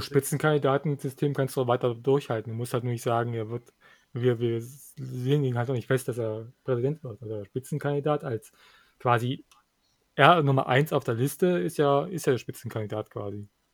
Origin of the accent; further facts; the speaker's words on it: Thuringia, Germany; bei uns in Thüringen